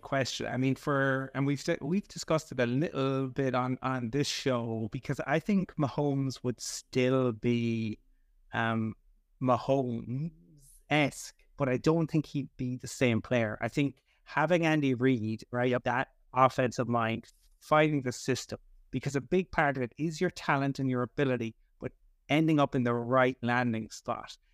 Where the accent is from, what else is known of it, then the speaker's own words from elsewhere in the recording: Cork, Munster, Ireland; I'm from Cork originally, my mother is from Kerry